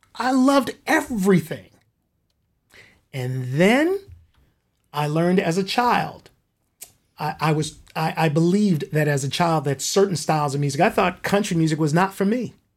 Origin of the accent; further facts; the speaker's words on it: Compton, California, United States; I grew up in Compton. Compton here in Southern California